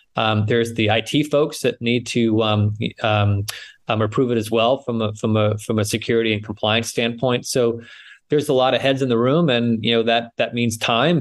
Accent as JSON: {"language": "English", "region": "New England", "country": "United States", "tie": "born or raised there", "moved": "as an adult", "lives_now": "San Francisco, United States", "said": "I grew up in New England, uh, but I've been in the West Coast uh, in San Francisco for now over 25 years"}